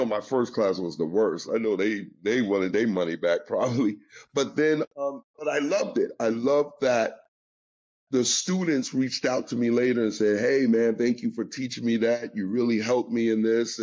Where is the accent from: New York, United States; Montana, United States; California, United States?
New York, United States; I'm from New York.